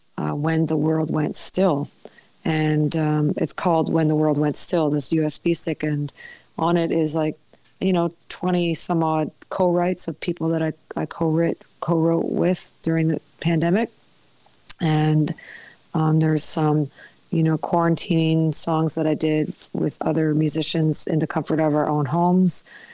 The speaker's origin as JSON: {"language": "English", "town": "Pender Island", "region": "British Columbia", "country": "Canada", "tie": "born or raised there", "said": "I had been walking along the road in my hometown of Pender Island"}